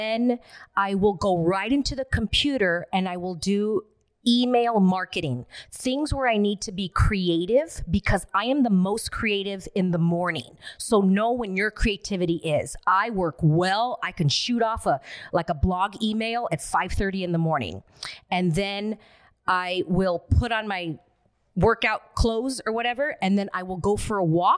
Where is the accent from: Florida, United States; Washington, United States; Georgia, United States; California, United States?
California, United States; Alhambra; I grew up in Alhambra, California